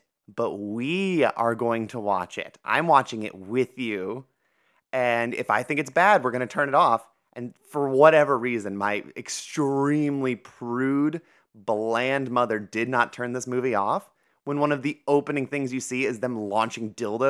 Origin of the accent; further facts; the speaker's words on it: Ohio, United States; So growing up in Ohio